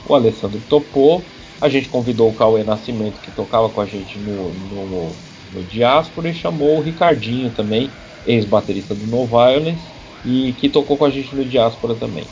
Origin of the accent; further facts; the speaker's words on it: São Paulo, Brazil; eu nasci em Santo Amaro, que é um bairro da Zona Sul, não tão Zona Sul extrema, que é onde eu cresci realmente. Eu cresci num bairro chamado Parque Sônia